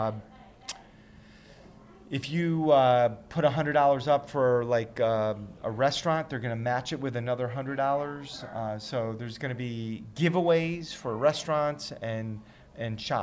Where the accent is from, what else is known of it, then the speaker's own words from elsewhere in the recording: Middletown, Connecticut, United States; I grew up in Middletown